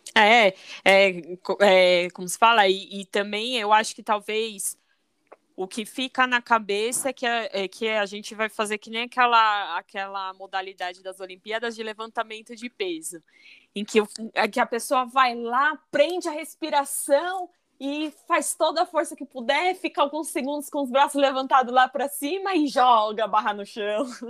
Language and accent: Portuguese; São Paulo, Brazil; eu sou de São Paulo